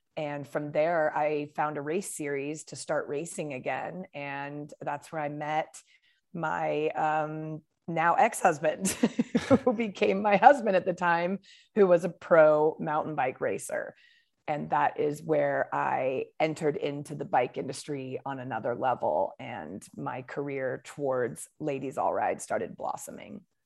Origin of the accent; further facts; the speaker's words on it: Portland, Oregon, United States; also born or lived in Arizona; now in Bend, United States; I grew up in Portland, Oregon. Um, and I currently live in Bend, Oregon